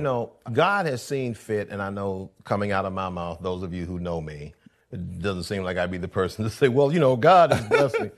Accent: Columbus, Georgia, United States; moved away as an adult; also born or lived in Atlanta, Georgia; now in Los Angeles, United States; I was born in Atlanta, but I was raised in Columbus, Georgia

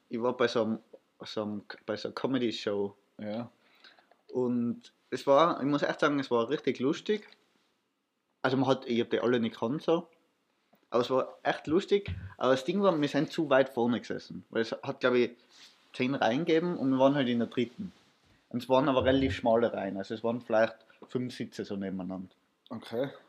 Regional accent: Austria; ich habe halt gesagt, ich bin aus Österreich

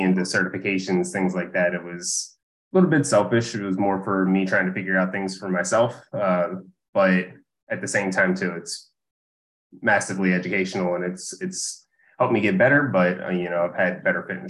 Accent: Essex, Maryland, United States; also born or lived in Dundalk, Maryland; So I've grown up here in Baltimore and lived here pretty much my whole life. I grew up in Essex. I live in Dundalk now

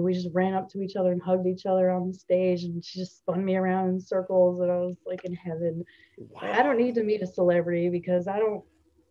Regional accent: New Jersey, United States; I'm from Central Jersey

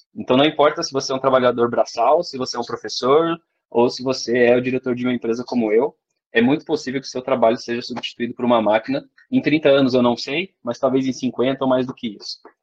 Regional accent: Joinville, Santa Catarina, Brazil; eu sou de Joinville

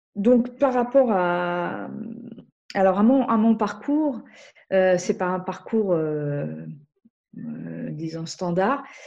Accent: Algeria; moved away; je viens d'Algérie

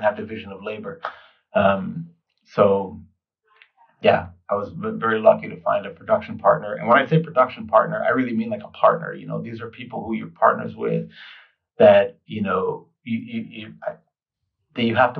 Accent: New York City, New York, United States; kid growing up in New York, I was eating pizza practically every day

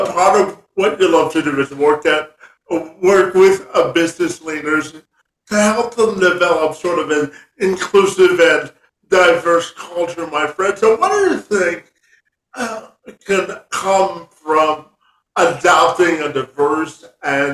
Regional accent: Canada; I'm from Canada

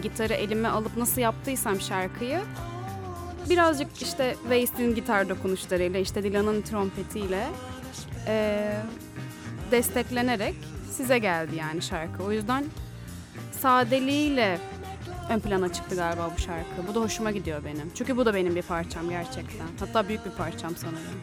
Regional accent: İzmir, Turkey; bir İzmirli olarak

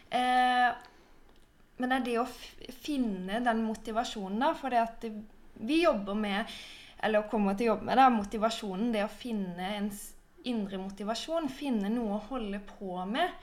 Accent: Sørlandet, Norway; moved away; Jeg er også fra Sørlandet, men bor nå langt ute i skogen

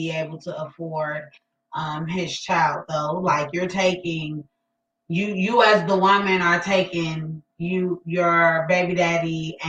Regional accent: Gary, Indiana, United States; I was born in Gary.

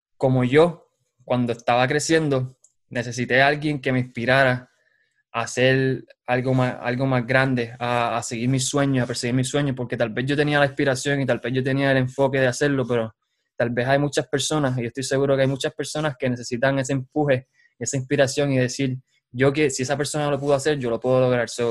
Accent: Utuado, Puerto Rico; moved away as an adult; now in Lawrence, Kansas, United States; Yo soy de Utuado. Soy de Utuado y con orgullo digo que soy de ahí, de San José

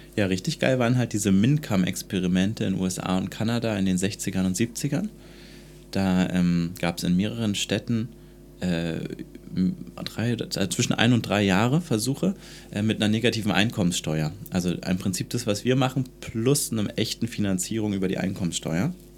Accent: Germany; ich bin in der DDR groß geworden

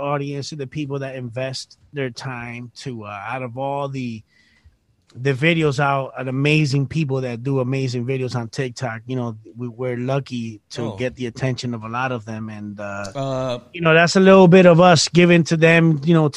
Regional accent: Puerto Rico; I'm from Puerto Rico.

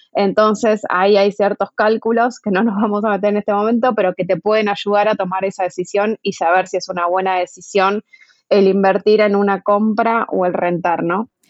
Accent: Argentina; moved away as an adult; now in Mexico; yo soy argentina, como escucharán, pero llegué a vivir a México en septiembre del 2018

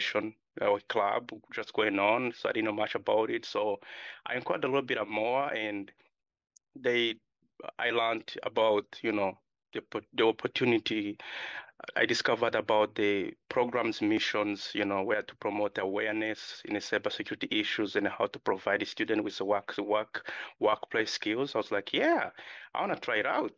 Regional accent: Uganda; moved away; also born or lived in Democratic Republic of the Congo; I was born in Democratic Republic Congo. Then I was raised in Uganda, refugee settlement. Then I moved here in 2016

